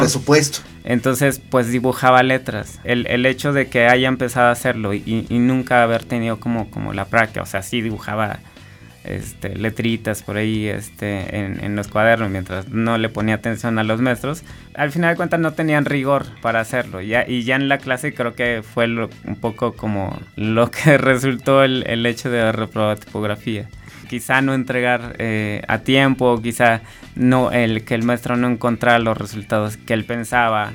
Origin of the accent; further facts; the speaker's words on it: San Andrés Cholula, Puebla, Mexico; yo soy de Puebla, bueno, de un pueblito de, que es parte de San Andrés Cholula, que está en, Puebla